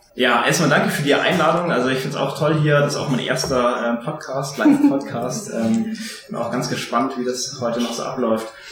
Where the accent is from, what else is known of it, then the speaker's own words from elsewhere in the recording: Tegernsee, Bavaria, Germany; ich bin im, am Tegernsee geboren, also oberbayerischer, wie es fast nicht geht